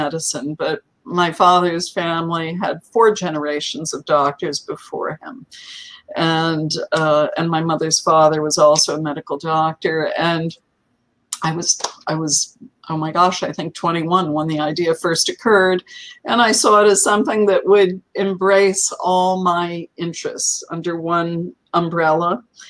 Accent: New Jersey, United States; It was in central New Jersey, the Garden State.

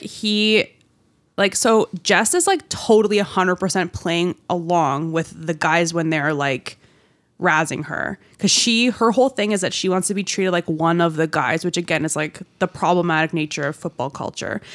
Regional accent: Newmarket, Ontario, Canada; moved away; my hometown

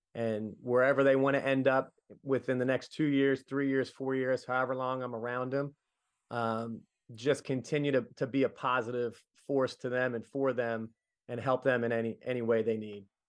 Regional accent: Middletown, United States; being a kid growing up in the nineties, we did a little bit of everything at Middletown

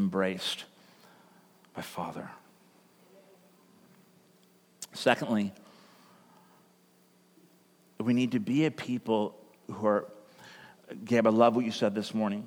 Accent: California, United States; moved away as an adult; also born or lived in United Kingdom; now in Oregon, United States; I'm actually from California

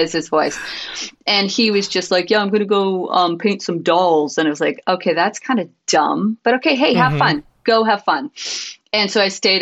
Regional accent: Connecticut, United States; moved away; I'm originally from Connecticut

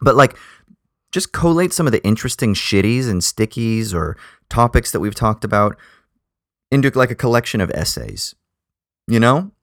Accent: United States; now in Australia; growing up in America

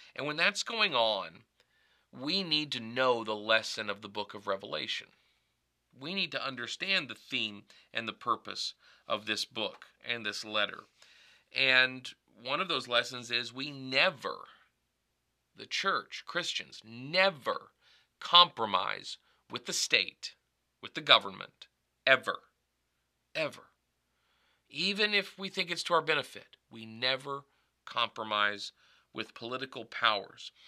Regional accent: United States; I call myself an American because that's the designation of my nationality

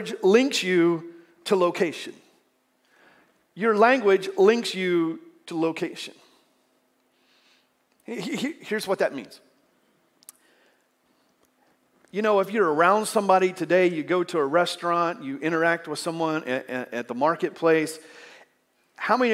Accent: United States; accent: southern

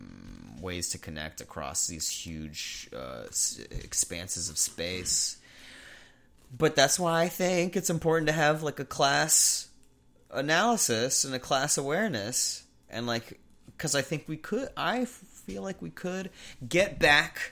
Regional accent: Houston, Texas, United States; I'm from Houston

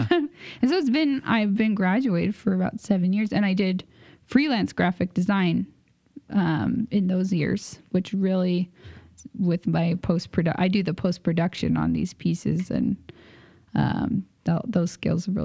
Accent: San Diego, California, United States; San Diego. Yeah.

